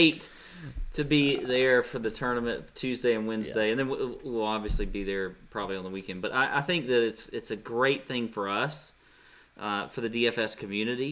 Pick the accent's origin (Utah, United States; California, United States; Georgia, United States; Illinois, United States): Georgia, United States; Savannah; in Savannah, which is obviously my hometown, and it was right in my neighborhood